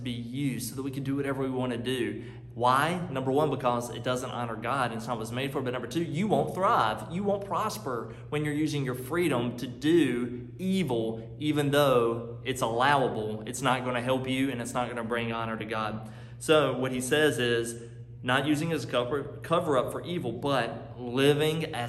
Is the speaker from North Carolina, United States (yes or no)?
yes; North Carolina, United States; now in Chicago, United States; I'm from North Carolina. You hear my accent now, but I'm living in Chicago now